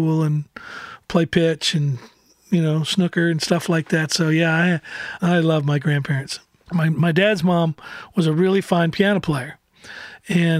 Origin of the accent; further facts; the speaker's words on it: Oklahoma, United States; moved away as an adult; also born or lived in Los Angeles, California; now in Nashville, United States; I have great memories of growing up in Oklahoma